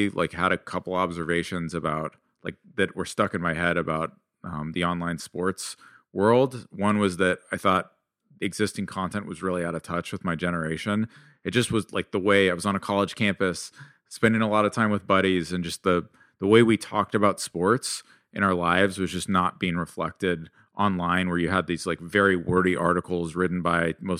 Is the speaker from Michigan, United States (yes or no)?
no; California, United States; And like, I grew up in Silicon Valley.